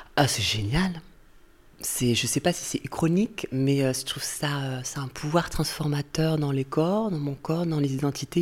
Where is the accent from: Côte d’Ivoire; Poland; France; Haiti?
France; Castries, Occitania; moved away; là où j'ai grandi, chez mes parents, où j'étais en vacances cet été, Castries, à côté de Montpellier